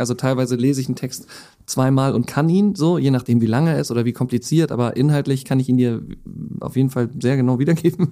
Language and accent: German; Hamburg, Germany; dann bin ich mit äh, meiner Frau nach Hamburg gegangen Gang zurück, weil ich dann die Möglichkeit hatte, endlich wieder in meine Heimatstadt zu kommen.